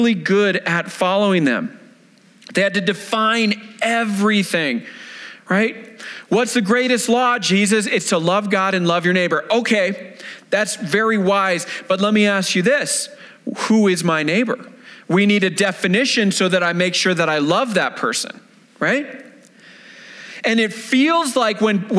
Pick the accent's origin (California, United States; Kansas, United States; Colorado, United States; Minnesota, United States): Colorado, United States; Denver; I was independent fundamental Baptist church, right? Here in the Denver area